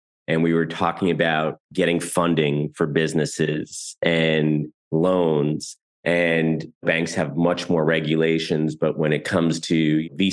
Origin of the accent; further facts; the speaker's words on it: United States; also born or lived in New York City; I'm American and I live in New York City